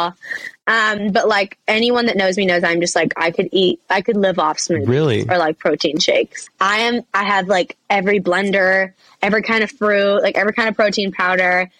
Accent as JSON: {"language": "English", "town": "Vancouver", "region": "British Columbia", "country": "Canada", "tie": "born or raised there", "also_born_or_lived": "England", "said": "my hometown stadium, which is Rogers Arena back home in Vancouver"}